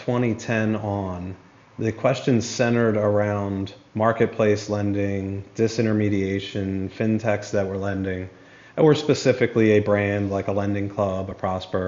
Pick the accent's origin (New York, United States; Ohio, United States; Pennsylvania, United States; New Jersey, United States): Pennsylvania, United States; Philadelphia; I'm originally from Philadelphia